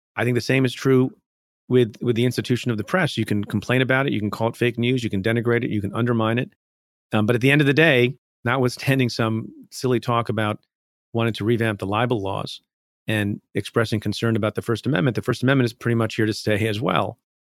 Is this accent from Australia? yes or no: no; India; now in United States; I was born in India, came to the United States.